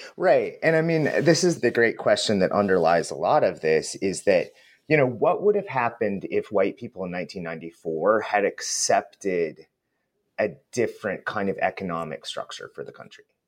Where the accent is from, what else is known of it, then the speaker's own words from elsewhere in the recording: United States; also born or lived in West Coast, United States; as an American